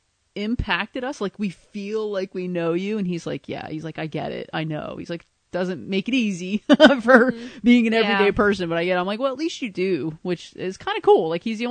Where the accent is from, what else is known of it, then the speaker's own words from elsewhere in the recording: New Jersey, United States; I was from New Jersey